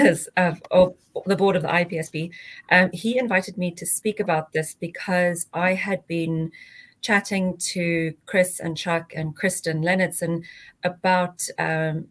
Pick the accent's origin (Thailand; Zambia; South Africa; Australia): South Africa; moved away; I grew up in South Africa and studied there as well.